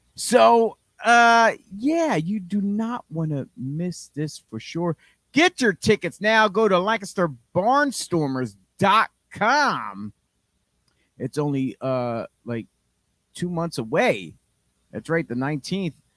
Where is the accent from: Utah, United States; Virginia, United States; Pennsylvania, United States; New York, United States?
Pennsylvania, United States; Philadelphia; We're from Philly, effing Philly.